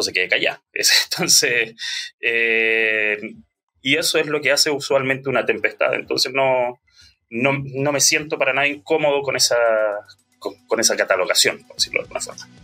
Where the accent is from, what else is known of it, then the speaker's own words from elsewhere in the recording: Bulnes, Ñuble, Chile; also born or lived in Santiago / Chillán; yo soy de Bulnes. Bueno, nací, nací en Santiago, pero a los cuatro años nos fuimos para allá y si bien pasé mi adolescencia en Chillán